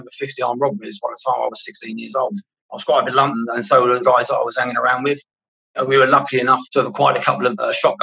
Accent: London, United Kingdom; I grew up in Camden Town

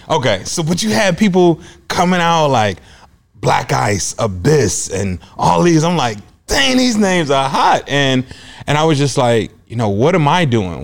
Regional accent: Chicago, Illinois, United States; moved away as an adult; also born or lived in Iowa; now in Des Moines, United States; I'm originally from Chicago. I was born and raised there

